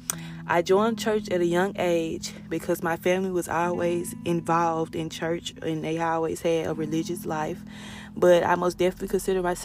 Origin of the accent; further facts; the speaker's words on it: Kent, Mississippi, United States; I was born and raised in Kent, Mississippi